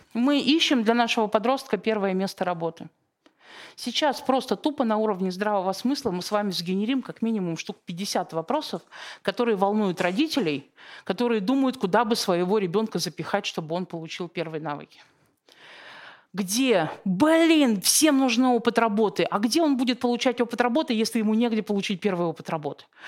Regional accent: Siberia, Russia; я просто родом из Сибири

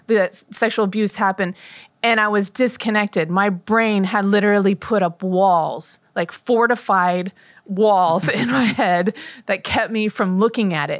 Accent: Chandler, Arizona, United States; also born or lived in Napa, California; I grew up in Chandler for the most part

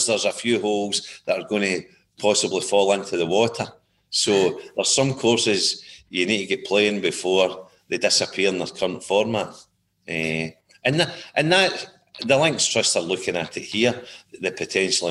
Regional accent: Gourock, Scotland, United Kingdom; moved away as an adult; also born or lived in Rochester, New York, United States / Raleigh, North Carolina, United States; now in St Andrews, United Kingdom; born and brought up in the Gourock Greenock area

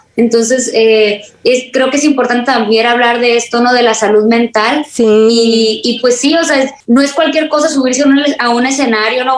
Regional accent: Culiacán, Sinaloa, Mexico; aquí en mi tierra, en Culiacán, Sinaloa

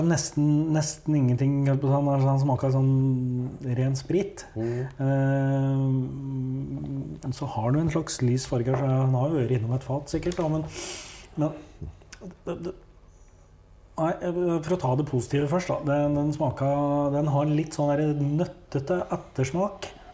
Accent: Hedmark, Innlandet, Norway; jeg kommer jo fra Hedmark

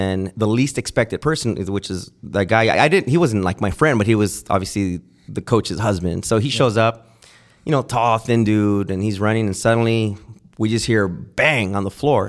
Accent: Santa Ana, California, United States; I'm born and raised in Santa Ana

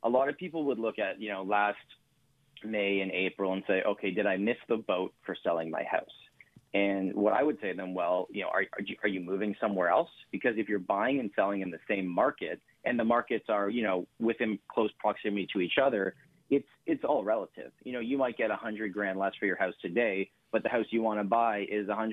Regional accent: Canada

